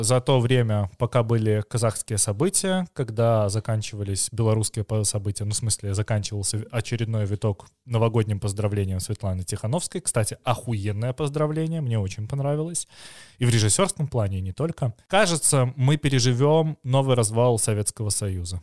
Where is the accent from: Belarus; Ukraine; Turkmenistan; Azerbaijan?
Belarus; я как типичный белорус